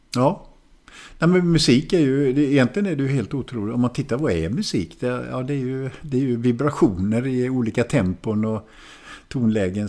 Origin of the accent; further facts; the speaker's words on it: Hallstahammar, Västmanland, Sweden; also born or lived in Västerås / Germany; jag växte upp i Hallstahammar som inte är långt från Västerås